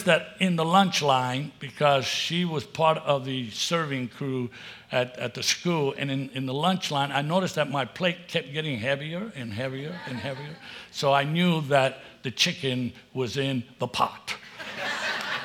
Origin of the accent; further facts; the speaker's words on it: New York, United States; moved away as an adult; also born or lived in Puerto Rico; I was born in Puerto Rico, but raised in New York.